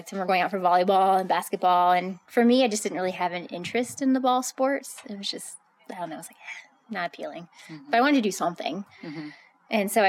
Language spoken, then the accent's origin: English; Front Royal, Virginia, United States; So I'm from Virginia. So Virginia Happy Trails Running Club was a big thing in our area. I lived in Front Royal. My parents are still there. So base of the Shenandoah Mountain